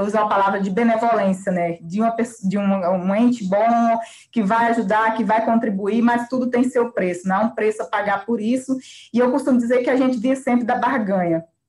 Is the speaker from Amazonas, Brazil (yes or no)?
no; Kalunga quilombo community, Goiás, Brazil; lá da minha terra, da minha comunidade, né, comunidade Calunga